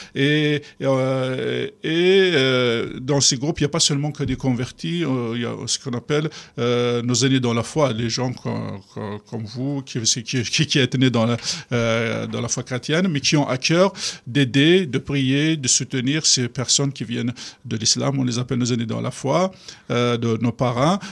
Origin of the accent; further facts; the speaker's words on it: Kabylie, Algeria; moved away as an adult; je suis arrivé d'Algérie